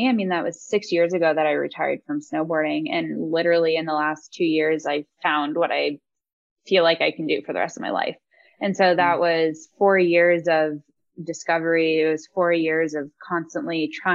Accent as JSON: {"language": "English", "town": "Aspen", "region": "Colorado", "country": "United States", "tie": "born or raised there", "also_born_or_lived": "California", "said": "growing up in the Roaring Fork Valley"}